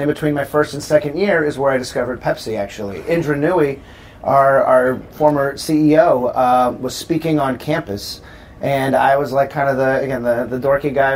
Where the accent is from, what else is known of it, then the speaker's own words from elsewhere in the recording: Southern California, United States; moved away as an adult; also born or lived in Chicago, Illinois; I grew up in Southern California